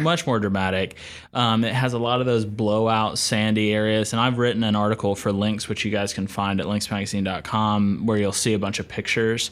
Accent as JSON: {"language": "English", "town": "Asheville", "region": "North Carolina", "country": "United States", "tie": "born or raised there", "said": "I grew up in Asheville, North Carolina, up in the western part of the state"}